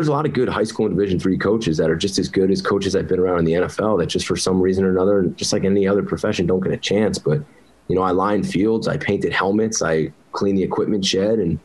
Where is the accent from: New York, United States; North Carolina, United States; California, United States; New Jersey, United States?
New Jersey, United States; moved away; I grew up in North Jersey